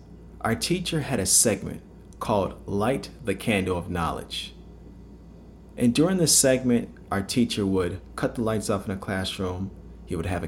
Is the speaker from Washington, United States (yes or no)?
no; Palos Hills, Illinois, United States; moved away as an adult; now in California, United States; I'm originally from Palos Hills, Illinois, which is a southwest suburb of the city of Chicago.